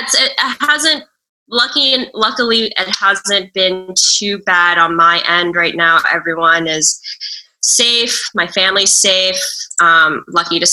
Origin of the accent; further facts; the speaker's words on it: New York, United States; I grew up in Brooklyn, still in Brooklyn